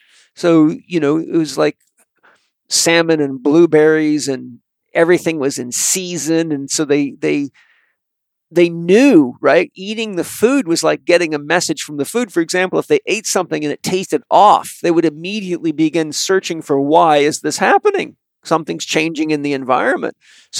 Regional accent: British Columbia, Canada; So I grew up on Vancouver Island with the Haida Indians

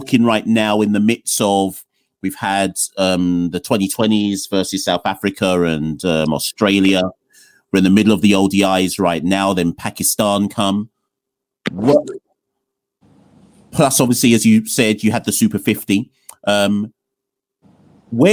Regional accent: Jamaica; I'm Jamaican

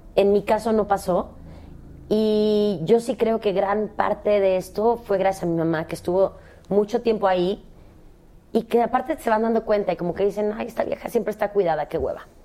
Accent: Cancún, Quintana Roo, Mexico; moved away; also born or lived in Guadalajara; Yo nací en Guadalajara, crecí en Cancún, pero nací en Guadalajara.

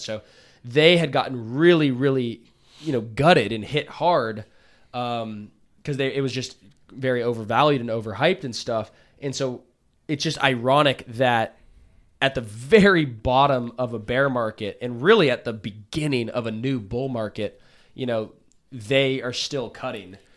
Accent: United States; as an American citizen, as a patriot

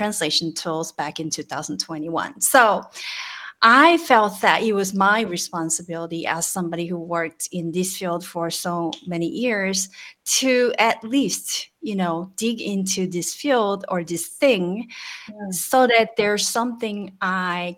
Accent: South Korea; from South Korea, and I am a translator of long service years

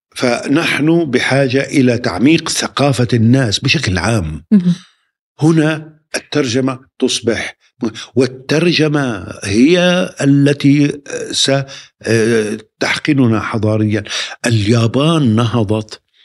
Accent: Nablus, West Bank, Palestine; now in Ramallah, Palestine; تقع مدينة نابلس بين جبلين

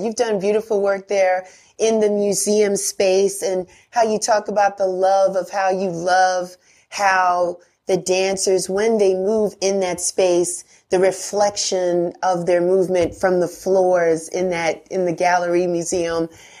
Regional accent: Bronx, New York, United States; I'm a New Yorker, I'm from the Bronx.

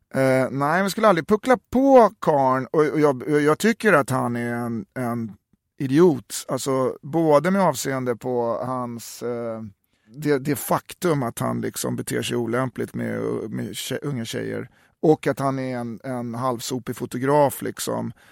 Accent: Uppsala, Uppsala County, Sweden; moved away; also born or lived in Stockholm; jag är från Uppsala

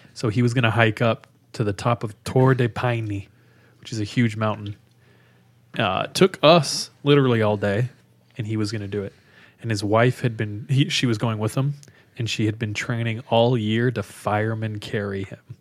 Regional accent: California, United States; moved away as an adult; now in Utah, United States; I'm from California, grew up in California

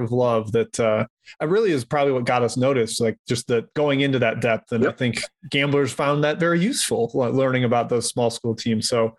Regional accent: Wisconsin, United States; also born or lived in Scottsdale; now in Las Vegas, United States; I was born in Scottsdale, Arizona, but I moved to Wisconsin when I was two. So I basically everything I know is Wisconsin.

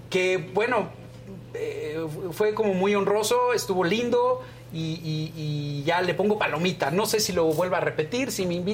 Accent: Yucatán, Mexico; somos los dos yucatecos

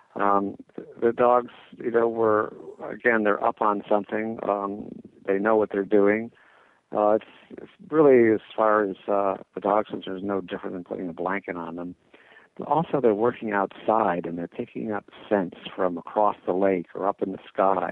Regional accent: New England, United States; I am from New England

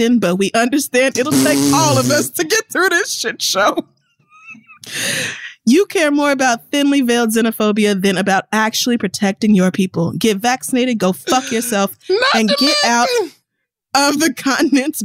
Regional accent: United States; I'm American

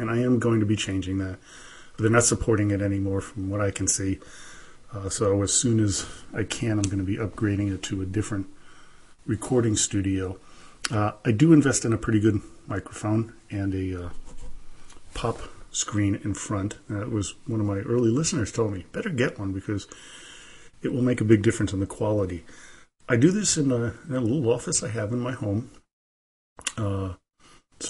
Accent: New York City, New York, United States; also born or lived in Germany / St. Petersburg, Russia; now in Reno, United States; I'm originally from New York City. By way of Germany and St. Petersburg, Russia, where my Russian side of the family comes from

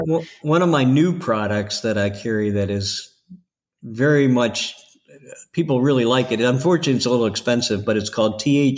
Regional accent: Ohio, United States; now in Florida, United States; I'm from Ohio. No. So, you know, I know what the winters are like, so I don't miss them at all.

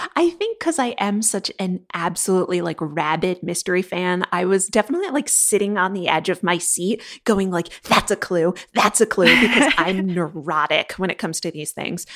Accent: New England, United States; And I'm from New England

